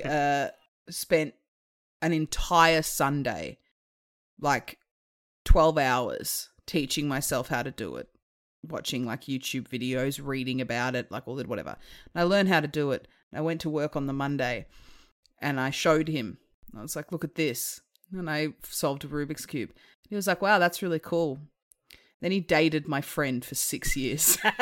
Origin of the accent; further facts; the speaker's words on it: Hobart, Tasmania, Australia; moved away; I'm from Hobart originally